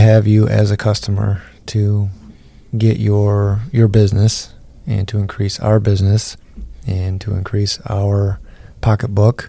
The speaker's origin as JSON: {"language": "English", "region": "Midwest", "country": "United States", "said": "We're from the Midwest. We're small town people."}